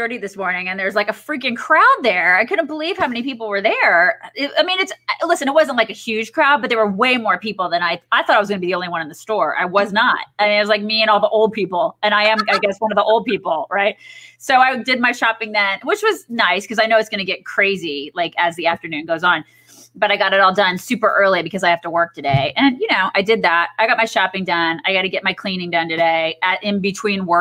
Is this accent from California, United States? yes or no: no; Indiana, United States; we're from Indiana